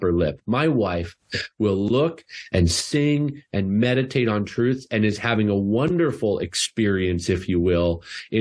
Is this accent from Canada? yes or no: yes; Canada; I'm Canadian